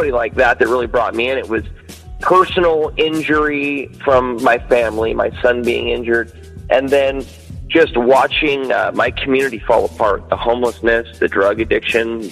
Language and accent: English; Citrus Heights, California, United States; also born or lived in Carmichael, California; I'm a long-term Sacramento native. I've grown up here my whole life. I was born and raised in Citrus Heights area